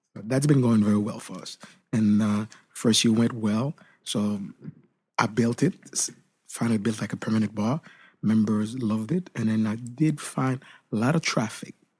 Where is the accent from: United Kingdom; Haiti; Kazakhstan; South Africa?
Haiti; moved away; Where I grew up back then in Haiti